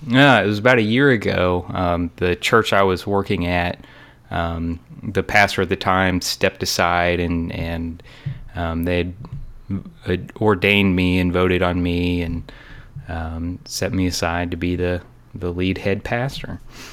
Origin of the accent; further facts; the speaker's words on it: Murfreesboro, Tennessee, United States; I am from Murfreesboro, Tennessee. Yay, Murfreesboro. It's a little south of Nashville.